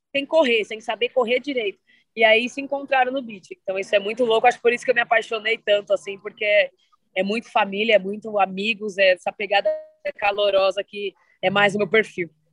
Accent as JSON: {"language": "Portuguese", "town": "Santo André", "region": "São Paulo", "country": "Brazil", "said": "Eu sou aqui paulista, sou de São Paulo, ABC paulista, aqui de Santo André."}